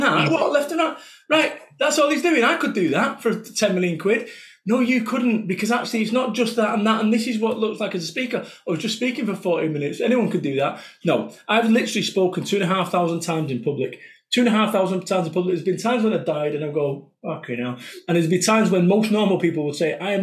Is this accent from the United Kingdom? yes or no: yes; Salford, North West England, United Kingdom; I am from Salford, Manchester